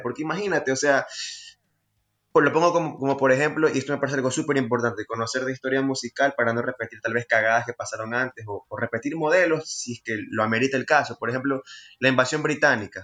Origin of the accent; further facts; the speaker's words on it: Guayaquil, Guayas, Ecuador; somos los jovencitos de Guayaquil